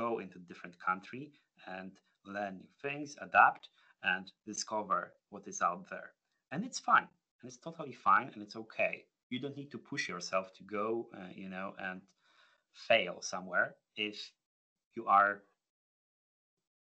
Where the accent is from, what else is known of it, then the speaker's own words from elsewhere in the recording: Poland; moved away as an adult; now in United Kingdom; moving away from my home country